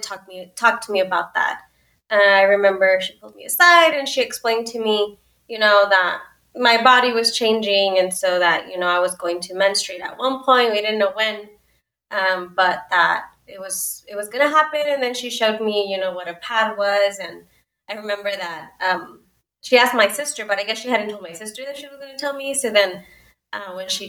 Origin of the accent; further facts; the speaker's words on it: El Paso, Texas, United States; also born or lived in Ciudad Juárez, Mexico / Austin, Texas; I was born and raised in El Paso, Texas, and I would say that I also was born in Juarez for most of my childhood